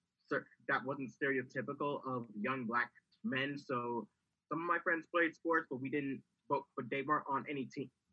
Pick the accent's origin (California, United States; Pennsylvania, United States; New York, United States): New York, United States; New York City; I'm from the South Bronx, and my the school I went to, even though we were from the South Bronx